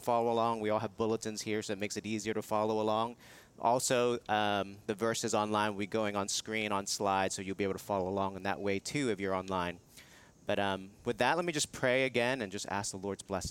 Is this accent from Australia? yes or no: no; Hong Kong; moved away; I was living in Hong Kong, which is my hometown